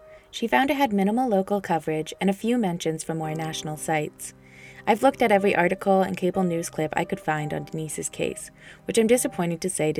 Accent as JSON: {"language": "English", "region": "Vermont", "country": "United States", "tie": "born or raised there", "said": "Growing up in Vermont"}